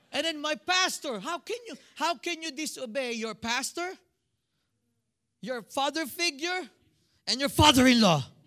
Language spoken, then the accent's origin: English; Philippines; moved away as an adult; now in United States; I'm a Filipino